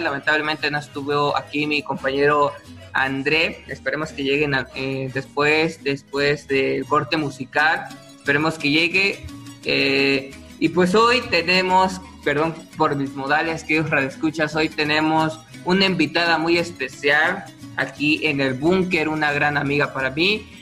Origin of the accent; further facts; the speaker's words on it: Mexico; un día que nos identifica como mexicanos